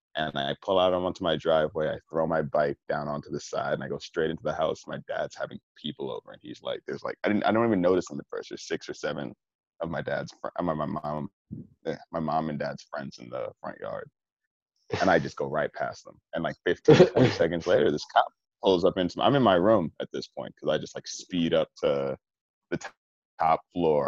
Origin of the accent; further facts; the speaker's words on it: New York, United States; growing up in New York, I mean, being an avid user of the MTA